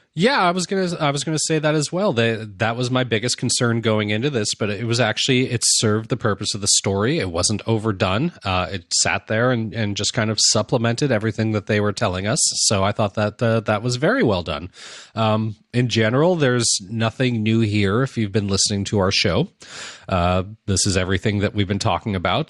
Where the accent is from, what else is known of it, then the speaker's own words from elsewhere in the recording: United States; I'm an American